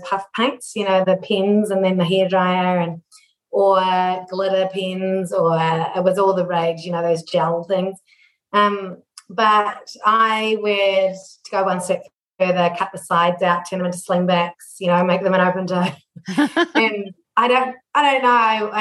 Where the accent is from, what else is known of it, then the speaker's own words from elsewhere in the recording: Papakura, Auckland, New Zealand; So we grew up in Papakura in the 80s